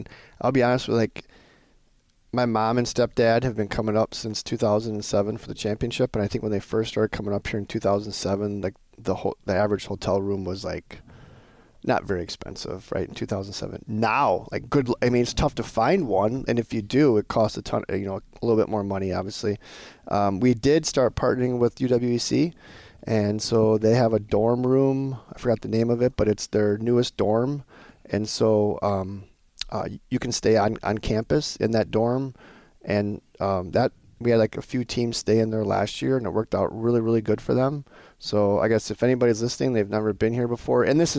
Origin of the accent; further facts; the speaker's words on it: Montana, United States; I'm originally from Montana. There's a team from Montana this year.